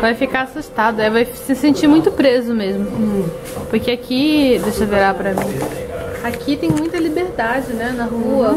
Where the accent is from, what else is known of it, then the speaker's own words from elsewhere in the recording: Rio de Janeiro, Brazil; moved away; Eu que sou do Rio de Janeiro